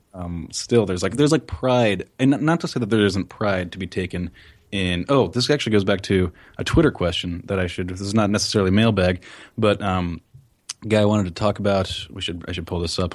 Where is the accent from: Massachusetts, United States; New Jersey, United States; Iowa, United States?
New Jersey, United States; I'm from New Jersey